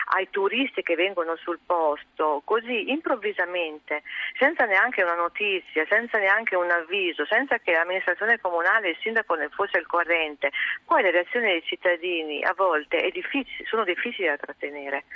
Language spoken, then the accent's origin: Italian; Goro, Emilia-Romagna, Italy; io sono di Goro, io sono nata a Goro e ho 50 anni, ho sempre abitato a Goro.